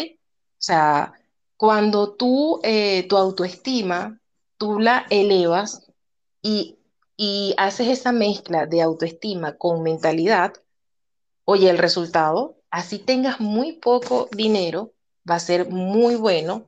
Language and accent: Spanish; Venezuela; moved away as an adult; now in Peru; actualmente vivo en Perú desde hace ocho años, soy venezolana, eh, emigré en el año 2014